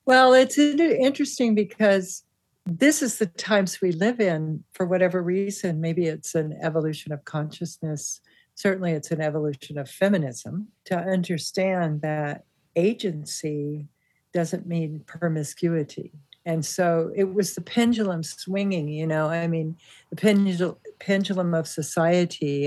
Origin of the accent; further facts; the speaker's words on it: Santa Monica, California, United States; I grew up in Santa Monica with my mother, who worked full time